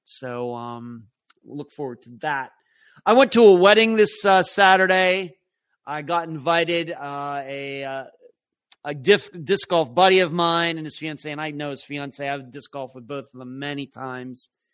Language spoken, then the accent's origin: English; Leechburg, Pennsylvania, United States; now in Florida, United States; I'm from Leechburg. Went to Leechburg High School, class of eighty-nine